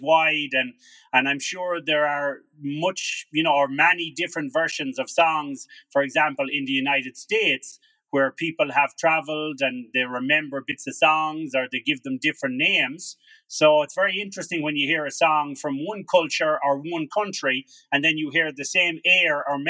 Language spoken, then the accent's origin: English; Carlow, Leinster, Ireland; also born or lived in Shillelagh, Wicklow; born in Carlow. My father is a Carlow man. And I was born at that time, we were living in shillelagh, but which is kind of on the border. I think shillelagh is in Wicklow.